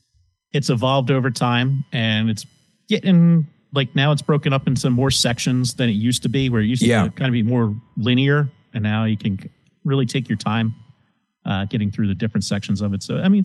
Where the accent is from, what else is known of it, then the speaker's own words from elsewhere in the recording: Philadelphia, Pennsylvania, United States; Eddie's house was like a staple where we grew up in Andorra.